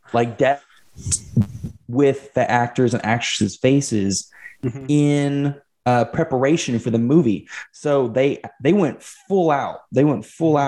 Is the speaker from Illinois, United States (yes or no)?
no; Fort Smith, Arkansas, United States; my hometown of Fort Smith, Arkansas